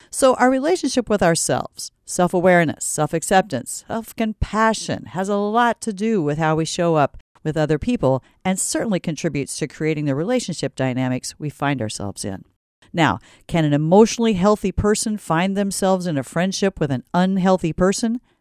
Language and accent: English; Stanton, Iowa, United States; I'm from Stanton, and no, I'm not Swedish